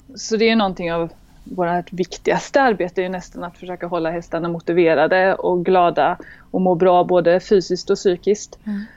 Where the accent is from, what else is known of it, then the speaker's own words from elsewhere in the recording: Gothenburg, Västra Götaland, Sweden; also born or lived in Halmstad; now in France; jag kommer från början från Göteborg mm. eh, och växte upp där.